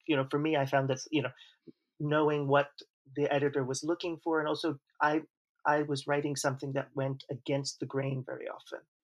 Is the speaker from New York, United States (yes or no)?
yes; Long Island, New York, United States; first language English; moved away as an adult; also born or lived in Manhattan, New York / New Haven, Connecticut; now in Spain; I was born in Manhattan. I grew up on Long Island